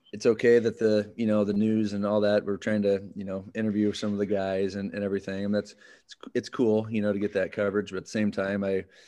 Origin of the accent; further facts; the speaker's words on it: Winterset, Iowa, United States; born and raised in Winterset. I mean, lived here a majority of my life, other than the college days